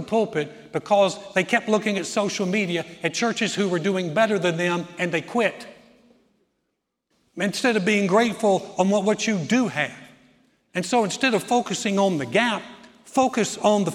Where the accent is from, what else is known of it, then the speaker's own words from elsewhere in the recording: the South, United States; When I grew up in the South, my parents were very Southern, very polite